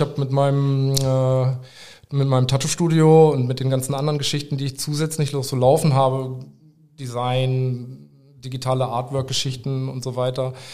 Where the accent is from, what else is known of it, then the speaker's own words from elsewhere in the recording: Nienburg/Weser, Lower Saxony, Germany; moved away as an adult; also born or lived in Hameln; now in Aerzen, Germany; Ich bin äh, ursprünglich aus Nimog-Weser und bin vor ja, so zwölf Jahren etwa ähm, zum Tätowieren lernen nach Erzen gegangen